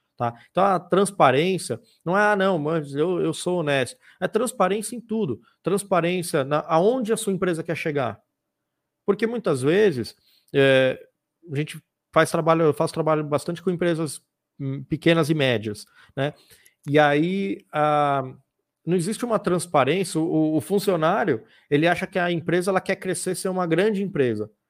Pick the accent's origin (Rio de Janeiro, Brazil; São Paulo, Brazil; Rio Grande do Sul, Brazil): São Paulo, Brazil; now in Piracicaba, Brazil; quem mora ou quem nasceu ali, como foi meu caso, é, é muito bairrista